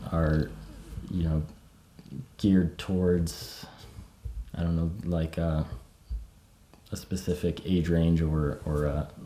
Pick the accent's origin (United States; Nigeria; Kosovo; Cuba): United States; East Coast; I mean, growing up on the East Coast